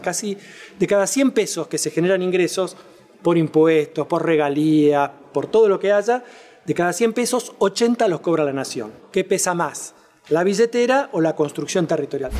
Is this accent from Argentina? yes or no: yes; Catamarca, Argentina; mi provincia, Catamarca, tenía más población que Santa Fe